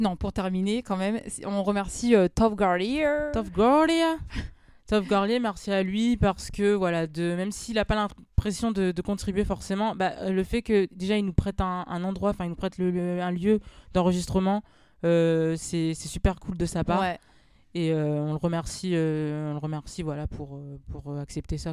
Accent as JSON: {"language": "French", "town": "Amiens", "region": "Hauts-de-France", "country": "France", "tie": "born or raised there", "also_born_or_lived": "Paris", "said": "je suis née, j'ai grandi à Amiens également. Même si actuellement, bon, je travaille sur Paris"}